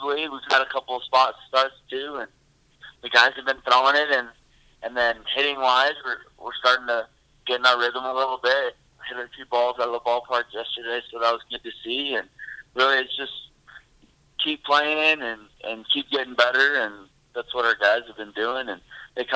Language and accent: English; Storm Lake, Iowa, United States; born and raised in Storm Lake. I've been here my whole life